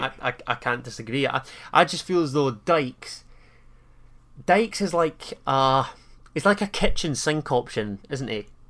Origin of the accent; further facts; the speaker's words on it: Scotland, United Kingdom; we're both Scottish